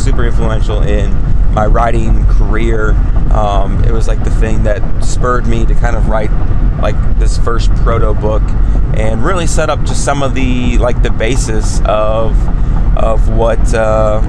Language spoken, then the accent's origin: English; Savannah, Georgia, United States; a boy growing up in Savannah, Georgia